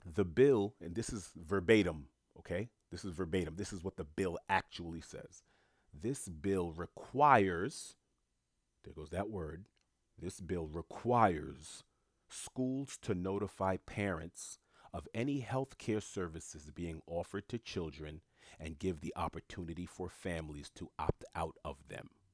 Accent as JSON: {"language": "English", "town": "New York City", "region": "New York", "country": "United States", "tie": "born or raised there", "also_born_or_lived": "South Florida", "moved": "as an adult", "said": "Born and raised in New York City, I lived in Florida for about a decade and some change"}